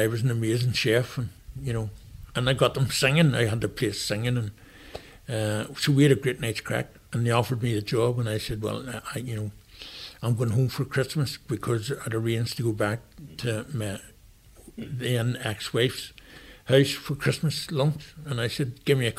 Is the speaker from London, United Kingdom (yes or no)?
no; Downpatrick, Northern Ireland, United Kingdom; I'm originally from Downpatrick, Ardmeen Green. So, in Downpatrick, so I'm a townie